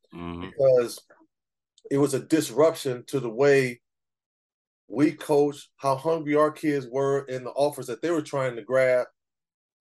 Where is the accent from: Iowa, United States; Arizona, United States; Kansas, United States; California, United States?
California, United States; Pasadena; also born or lived in Glendora, California; I grew up in Pasadena